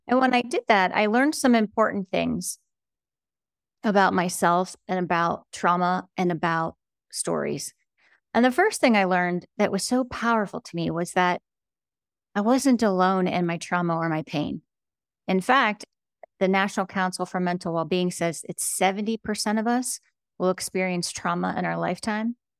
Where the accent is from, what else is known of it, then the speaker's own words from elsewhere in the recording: United States; I grew up on the Ohio, Pennsylvania border in an old, rusted out steel town